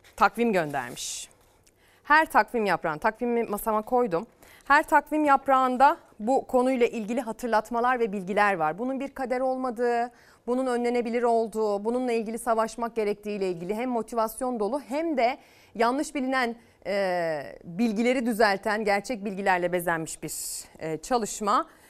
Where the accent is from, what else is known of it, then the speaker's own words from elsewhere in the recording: Çamaş, Ordu, Turkey; moved away; Memleketim Ordu'ya, Çamaş'a